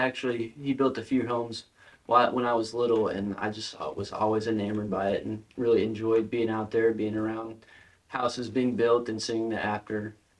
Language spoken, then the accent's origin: English; Tahlequah, Oklahoma, United States; Like you said, I am from Tahlequah. I grew up here, been here all my life.